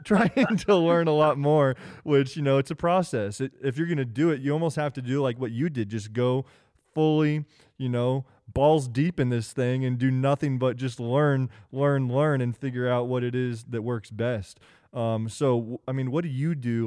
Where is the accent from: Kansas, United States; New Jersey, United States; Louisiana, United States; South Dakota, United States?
Kansas, United States; moved away; I'm from Kansas originally. That's where I grew up, born and raised.